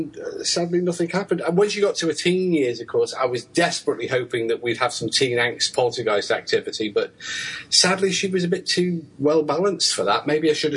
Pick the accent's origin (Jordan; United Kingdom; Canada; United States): United Kingdom; I'm British.